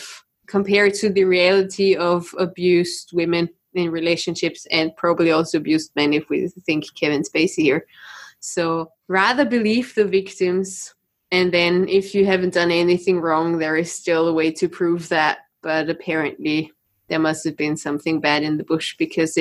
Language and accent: English; Austria; all the psychopaths are coming from my country again